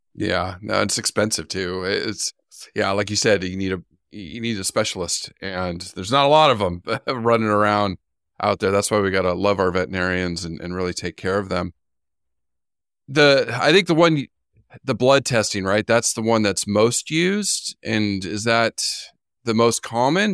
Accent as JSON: {"language": "English", "region": "California", "country": "United States", "tie": "born or raised there", "moved": "yes", "said": "I grew up in California and the desert"}